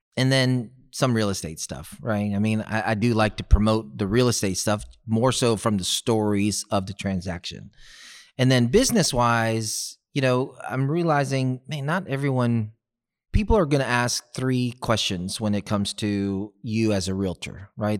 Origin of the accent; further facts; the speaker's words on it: Houston, Texas, United States; growing up in South West Houston